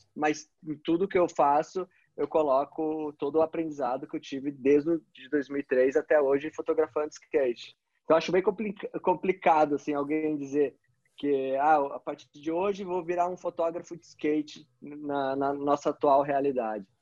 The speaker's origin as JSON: {"language": "Portuguese", "country": "Brazil", "also_born_or_lived": "Curitiba", "said": "como brasileiro"}